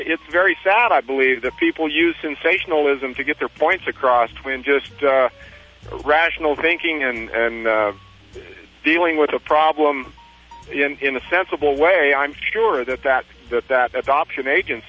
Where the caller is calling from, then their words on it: Big Water, Utah, United States; I'm calling from Big Water, Utah, just down the road from Kanab, Utah